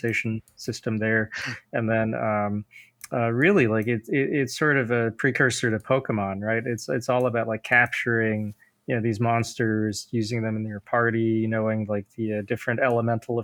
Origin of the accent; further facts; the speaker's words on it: United States; I didn't move to America until I was like five. I grew up Buddhist